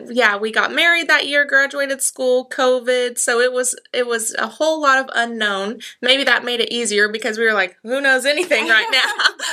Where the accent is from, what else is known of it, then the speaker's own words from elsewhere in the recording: Tahlequah, Oklahoma, United States; also born or lived in Keys, Oklahoma / Woodall, Oklahoma; I've always lived in Cherokee County. Of course, Tahlequah is the biggest of that area, so I say I'm from Tahlequah, but I've lived in Keys, Woodall, you know, the smaller. Hobart. That's where a lot of my family's from